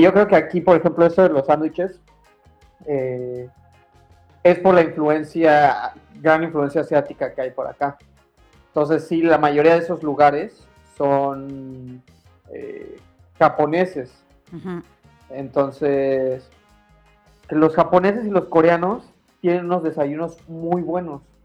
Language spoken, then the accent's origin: Spanish; Mexico; moved away; soy mexicano